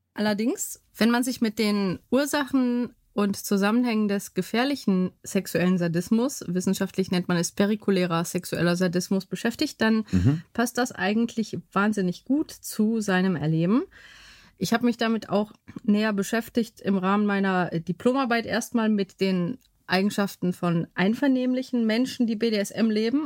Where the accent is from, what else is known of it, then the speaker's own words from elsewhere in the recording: Bottrop, North Rhine-Westphalia, Germany; also born or lived in Bytom, Upper Silesia, Poland; Und wir sind dann in Bottrop gelandet